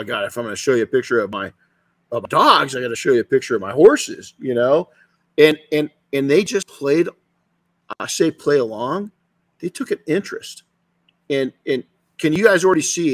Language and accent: English; California, United States